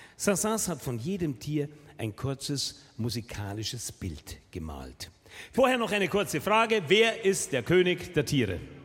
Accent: Munich, Bavaria, Germany; Bei uns in München

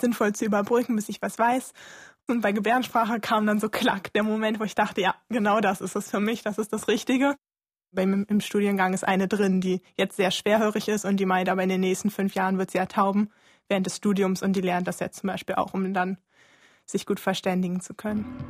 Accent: Berlin, Germany; Ich bin in Berlin geboren, in Tiergarten, bin dann in Moabit aufgewachsen

